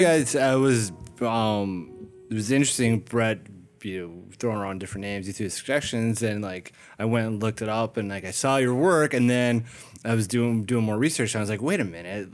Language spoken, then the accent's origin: English; Minnesota, United States; I'm from Minnesota